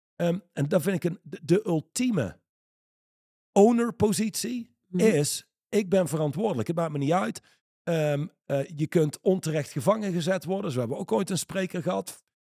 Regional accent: Reusel, North Brabant, Netherlands; iemand waar ik opgegroeid ben in Reuzel

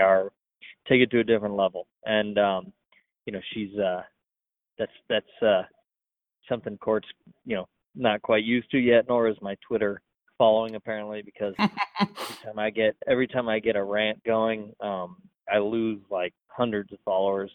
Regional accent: Columbus, Ohio, United States; moved away; growing up in Columbus

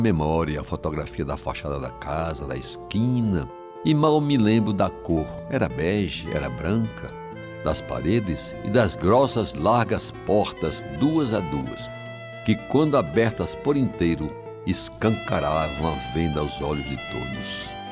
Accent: João Pessoa, Paraíba, Brazil; vizinho à casa onde nasci, em Jaguaribe

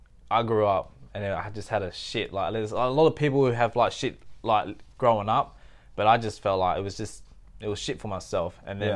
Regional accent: Thailand; I'm from Thailand and then I got raised in a village

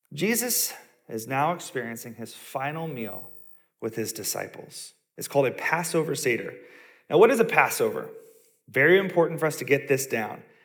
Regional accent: the South, United States; I grew up in the South

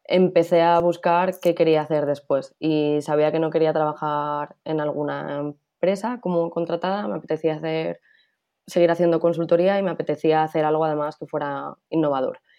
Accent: Madrid, Community of Madrid, Spain; moved away as an adult; also born or lived in Valencia / Czech Republic; Yo soy de Madrid

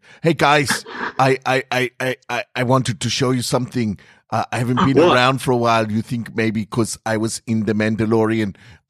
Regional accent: Germany; moved away

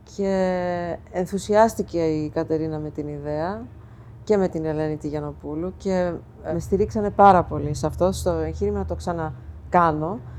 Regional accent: New York City, New York, United States; moved away as an adult; now in Greece; εγώ μεγάλωσα στην Αστόρια της Νέας Υόρκης που ήταν η ελληνική συνοικία.

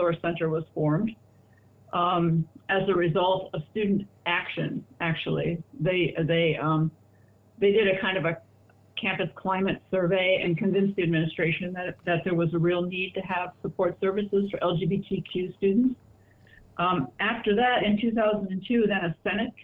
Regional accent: Chicago, Illinois, United States; I was born in Chicago, Illinois in 1946

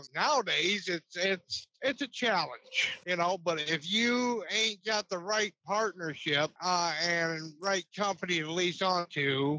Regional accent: Iowa, United States; also born or lived in Scottsville, Kentucky; now in Bowling Green, United States; Originally, I was born in Scottsdale, Kentucky. I was raised in Iowa.

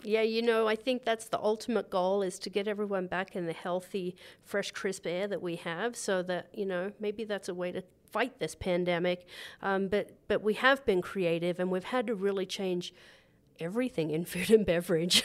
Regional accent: Gosford, New South Wales, Australia; moved away; also born or lived in Goulburn, Australia; I grew up in Gosford

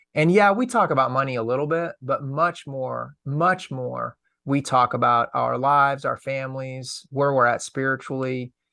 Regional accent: Lexington, Massachusetts, United States; I grew up outside of Boston

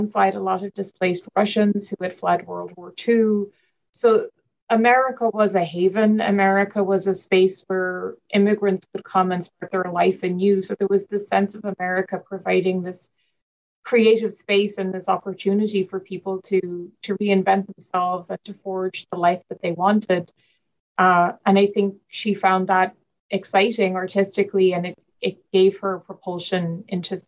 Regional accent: Ireland; moved away as an adult; now in United States; I grew up in Ireland

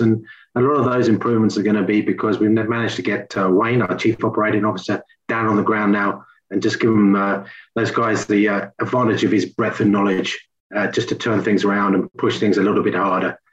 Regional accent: England, United Kingdom; moved away; I'm English.

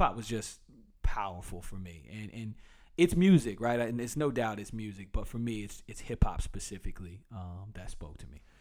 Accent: Durham, North Carolina, United States; I was the first of their children to be born in Durham

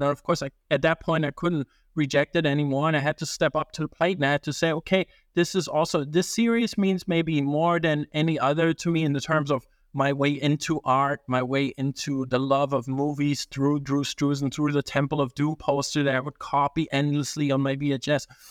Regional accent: Italy; moved away; also born or lived in Germany / Japan; I grew up in Italy

